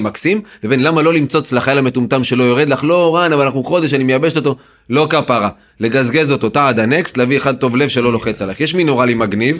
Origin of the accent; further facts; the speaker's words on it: Yehud, Central District, Israel; אני ביהוד שגדלתי, שזה פריפריה חברתית